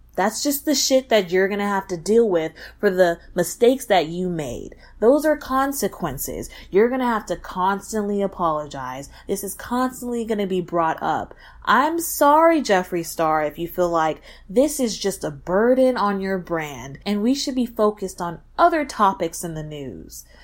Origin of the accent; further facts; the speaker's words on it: Texas, United States; I'm from Texas